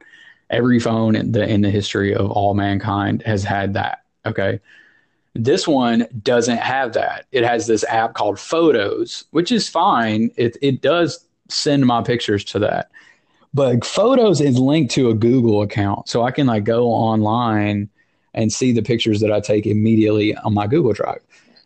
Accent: Tennessee, United States; now in New Jersey, United States; I did grow up in Tennessee

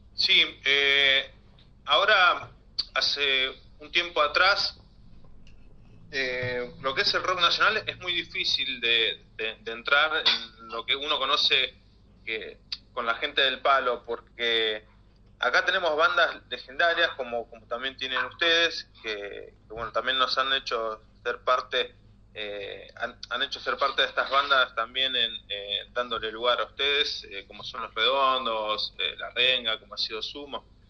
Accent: La Matanza, Buenos Aires Province, Argentina; nosotros eh, somos de, acá del Partido de la Matanza

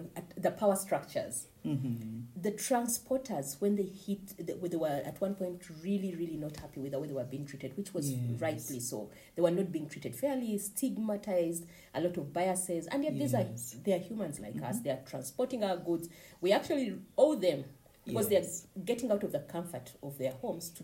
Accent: Kabale District, Western Region, Uganda; I come from Kabale district

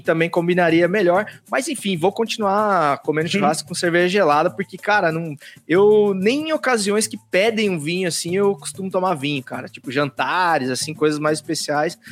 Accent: interior of São Paulo, Brazil; Eu também sou do interior de São Paulo, que é bem calorzinho

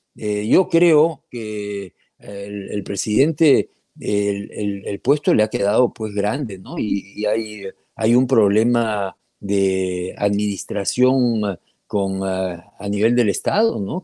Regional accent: Peru; como peruano, como minero

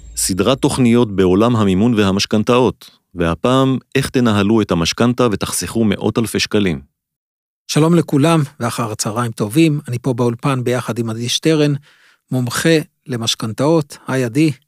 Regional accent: Israel; אנחנו כמו ישראלים

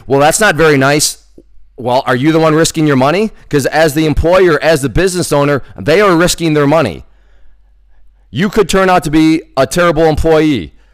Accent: United States; I come from the United States

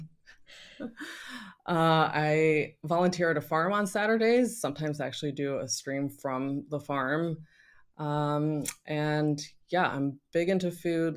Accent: Northern Virginia, United States; moved away; also born or lived in Paris; I'm originally from Northern Virginia

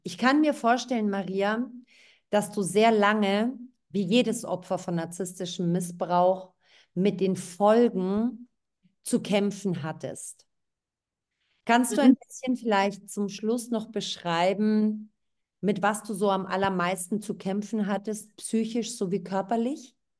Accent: Thessaloniki, Central Macedonia, Greece; moved away; aus Thessaloniki, aus meiner Heimatstadt

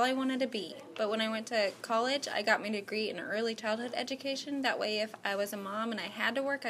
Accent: Kansas, United States; moved away; I'm from Kansas.

